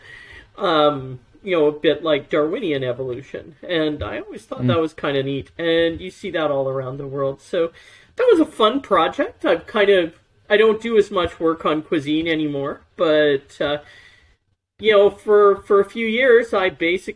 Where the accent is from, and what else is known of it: Canada